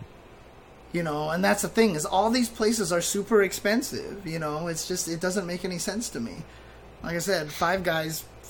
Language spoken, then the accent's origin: English; Inland Empire, California, United States; born or raised there